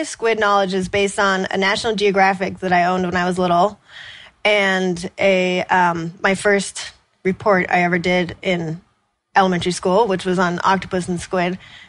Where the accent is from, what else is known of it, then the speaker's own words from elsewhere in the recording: Washington, United States; We grew up doing that in the Puget Sound. It was a birthday party thing in my family.